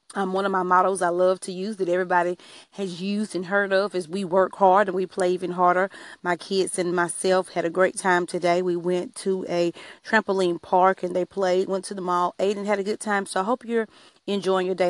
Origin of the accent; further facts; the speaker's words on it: Alabama, United States; I am from Alabama. I'm a country girl